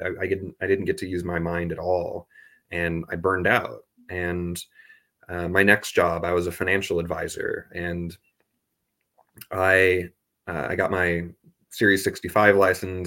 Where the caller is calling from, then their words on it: Augsburg, Bavaria, Germany; I'm calling in from Germany because I studied abroad here last year. I'm in Augsburg